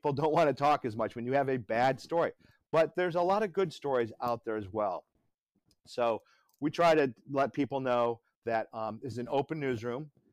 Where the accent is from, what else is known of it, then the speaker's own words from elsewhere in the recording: Midwest, United States; also born or lived in Detroit / London / Miami / Atlanta; now in Myrtle Beach, United States; I come from the Midwest